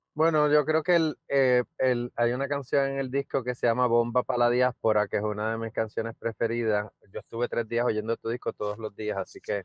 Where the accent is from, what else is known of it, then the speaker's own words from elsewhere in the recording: Puerto Rico; los puertorriqueños eh, estamos en más de un lugar